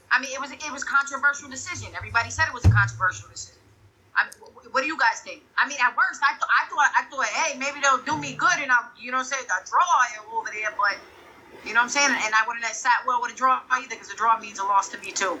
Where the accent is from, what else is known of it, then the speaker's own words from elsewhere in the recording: New London, Connecticut, United States; moved away as an adult; also born or lived in Massachusetts / Rhode Island; I'm from New London, Connecticut. That's where I was born